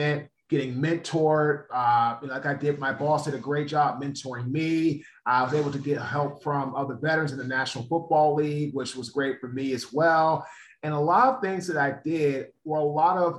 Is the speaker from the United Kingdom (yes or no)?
no; Washington, District of Columbia, United States; I'm originally from Washington, D.C., David. I went to St. John's College High School